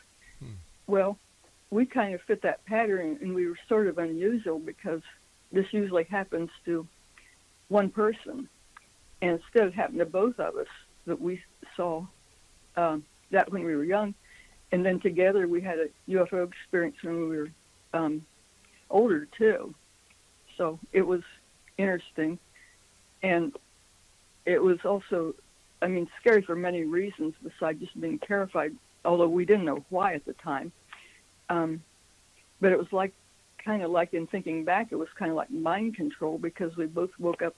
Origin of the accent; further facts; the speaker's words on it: Midwestern United States, United States; moved away as an adult; also born or lived in Washington, D.C.; we're from the Midwestern United States